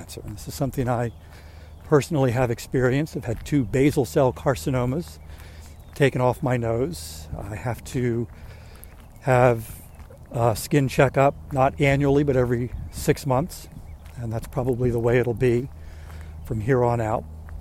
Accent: Maryland, United States; I'm from Maryland

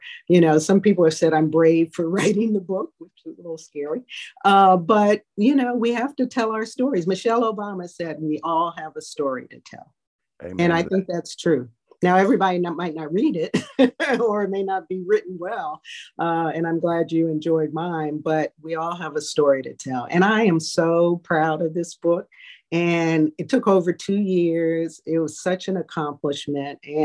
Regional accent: Greensboro, North Carolina, United States; moved away; also born or lived in Fort Jackson, South Carolina / Germany / Washington, D.C. / Compton, California; I grew up in Greensboro, North Carolina

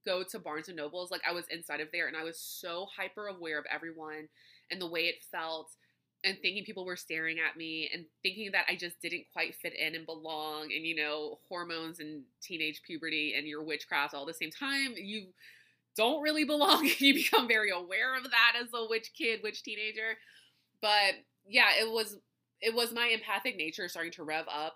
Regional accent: Louisiana, United States; growing up in Louisiana, live music is a huge thing here.

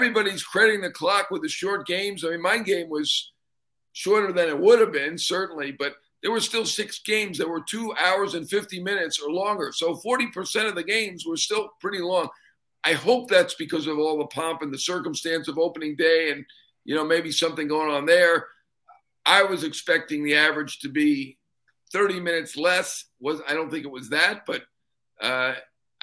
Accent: New York, United States; I'm a New Yorker

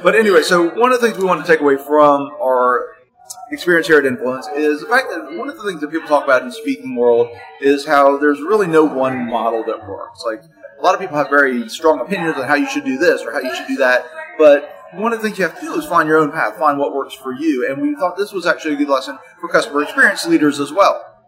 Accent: Florida, United States; I'm from Florida

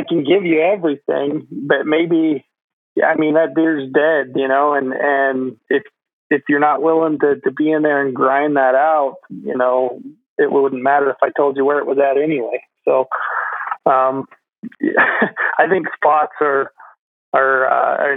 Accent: Utah, United States; growing up in Utah, where our elk hunt, is early

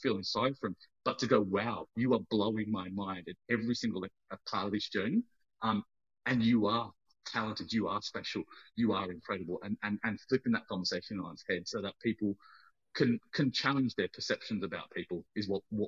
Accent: Australia; And now I bring that to the people because I own my story as an Australian Sri Lankan.

